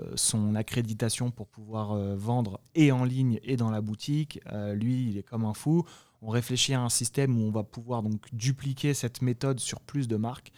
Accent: France; now in United States; nous, on, en tant que Français

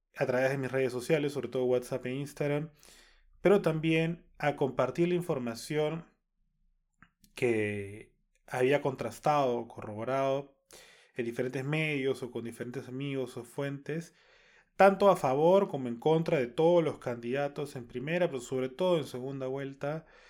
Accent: Peru; como peruanos

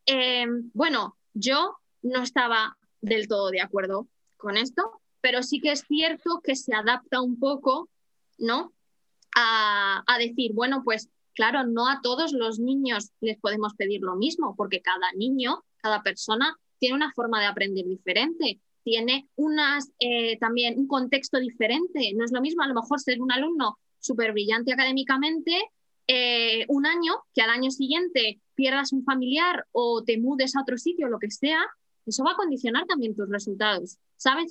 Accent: Madrid, Community of Madrid, Spain; moved away as an adult; now in Horsham, United Kingdom; Yo soy de Madrid

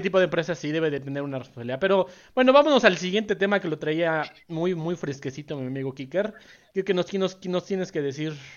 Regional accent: Mexico; como sociedad mexicana

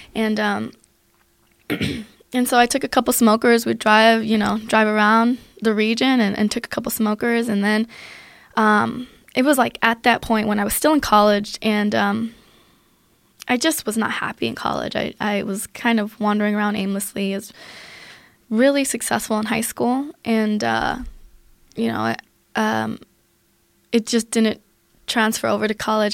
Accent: Aurora, Colorado, United States; also born or lived in Germany; I grew up in Aurora, Colorado

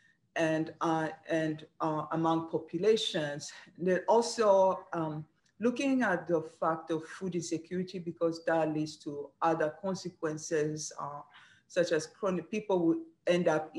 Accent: Rwanda; moved away as an adult; also born or lived in Kenya / New Hampshire; now in Maryland, United States; I'm originally from Rwanda, Africa. So I studied my undergraduate there

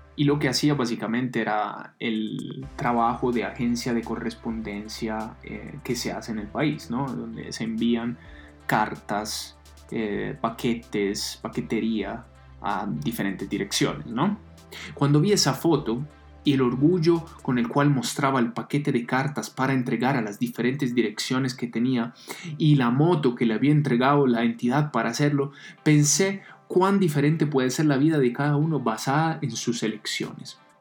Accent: Italy; now in Colombia; Soy italiano

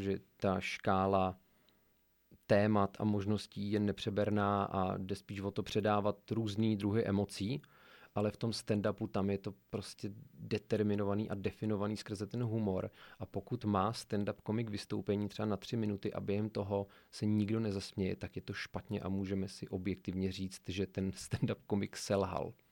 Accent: Sokolov, Karlovy Vary Region, Czechia; pocházím ze Sokolova a mám tam mnoho vazeb

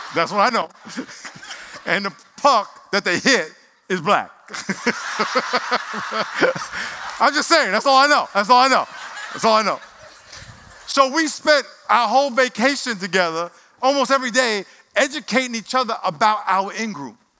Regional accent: Nassau County, New York, United States; now in San Diego, United States; I lived in Nassau County

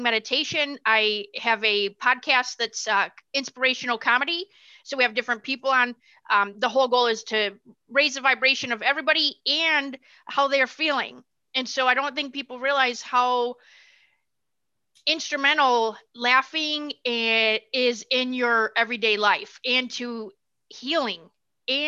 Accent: Michigan, United States; moved away as an adult; now in Tennessee, United States; I'm originally from Michigan. We live in Tennessee right now

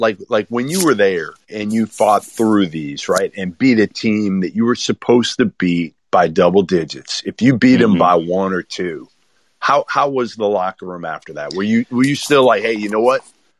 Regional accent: Boston, Massachusetts, United States; I'm from Boston.

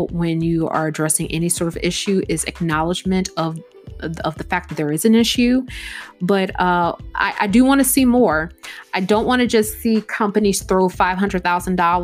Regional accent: United States; Black people here in America

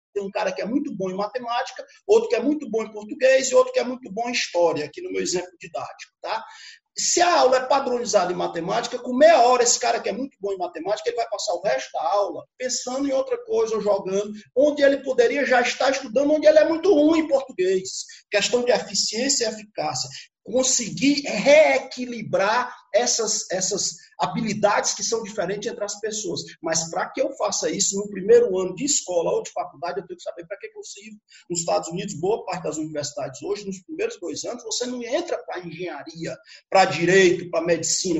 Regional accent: Brazil; sou do Brasil, não estudo aqui

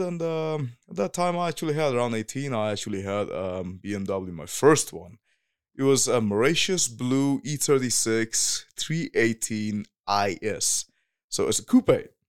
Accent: Whanganui, Manawatū-Whanganui, New Zealand; also born or lived in Northland; now in Germany; that's my hometown. It's called Wanganui

